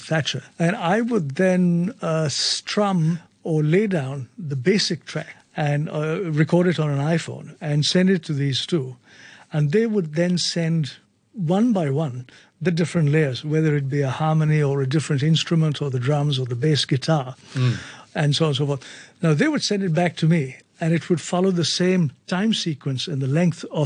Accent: New Delhi, Delhi, India; moved away as an adult; also born or lived in Mumbai, India; now in Hong Kong; I grew up in New Delhi, India. I studied there

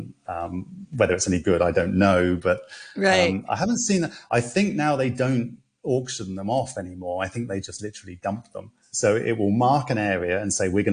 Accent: London, United Kingdom; now in Hong Kong; I'm from London, you know, I used to cycle around all the time

